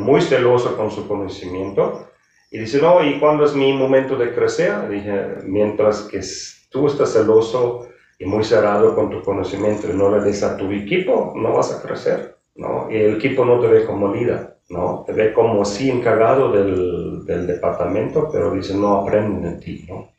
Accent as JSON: {"language": "Spanish", "country": "Germany", "moved": "as an adult", "lives_now": "Mexico", "said": "soy de origen alemán em, y tengo la hotelería ya un poco más que 35, 36 años. Eh, inicié en la, cocina, ahí me, donde me capacité en, Alemania"}